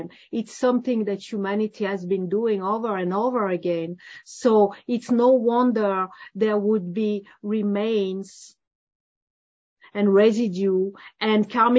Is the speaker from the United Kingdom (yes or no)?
no; France; I'm from France